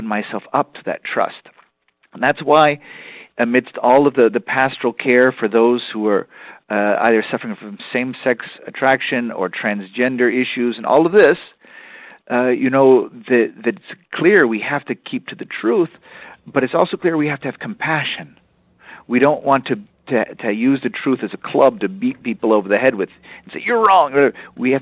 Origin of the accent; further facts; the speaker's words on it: Texas, United States; also born or lived in Europe; I'm from Texas